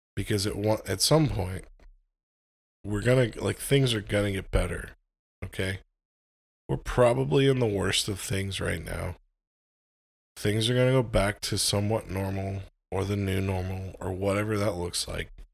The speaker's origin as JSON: {"language": "English", "country": "United States", "said": "I'm an American"}